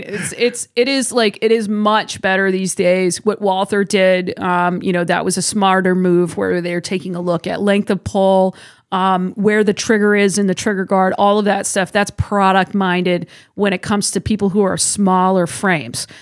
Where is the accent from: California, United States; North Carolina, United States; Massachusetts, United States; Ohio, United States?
Massachusetts, United States; moved away; I'm originally from Massachusetts